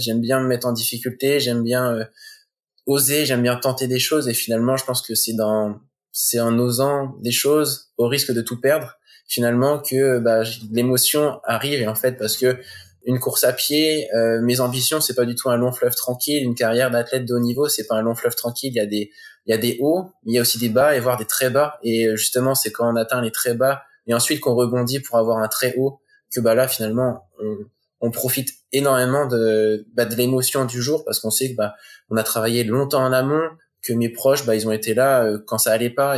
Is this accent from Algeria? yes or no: no; Coutances, Normandy, France; on est originaire de Normandie